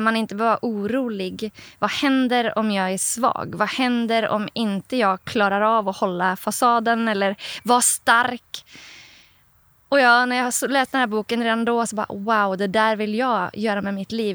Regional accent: Oslo, Norway; Swedish is a second language; now in Sweden; Jag kommer ju själv från Norge om ni hör min lite speciella accent ibland så här, för att jag är en norsk jente från Oslo

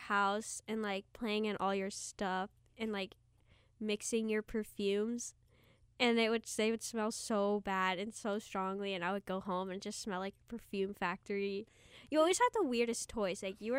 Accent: Cincinnati, Ohio, United States; we're both from Cincinnati. We're from Westwood.

